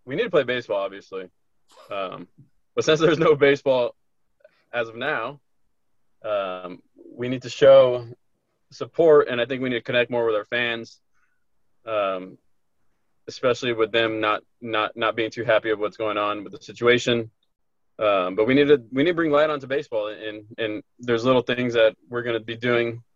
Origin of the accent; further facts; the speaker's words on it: Corona, California, United States; born and raised in Corona, California